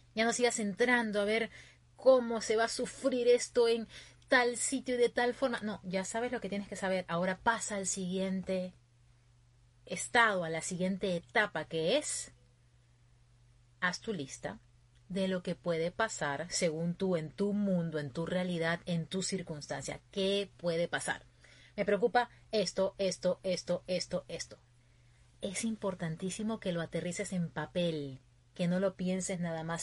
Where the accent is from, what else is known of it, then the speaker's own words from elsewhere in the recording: Peru; moved away as an adult; now in Virginia, United States; mi gente de Perú. Yo estoy ahorita en Virginia, ya va a ser un año más o menos que estoy aquí, pero mi corazón siempre puesto allá, en mi tierra